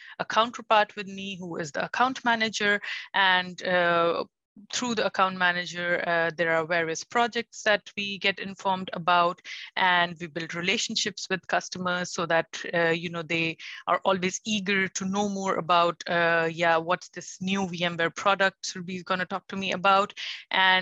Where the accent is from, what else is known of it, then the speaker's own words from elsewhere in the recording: India; moved away as an adult; now in Germany; So basically, I'm born and brought up in India, and all my education has been there.